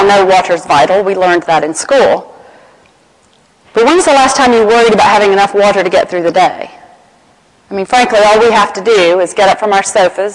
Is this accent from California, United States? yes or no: no; Atlanta, Georgia, United States; accent: Southern American; my hometown of Atlanta, Georgia